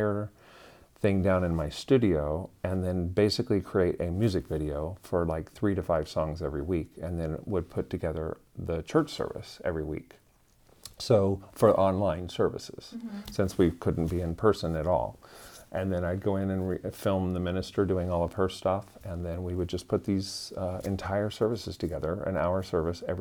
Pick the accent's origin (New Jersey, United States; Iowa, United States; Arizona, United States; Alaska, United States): Iowa, United States; moved away as an adult; I grew up in a very small town in Iowa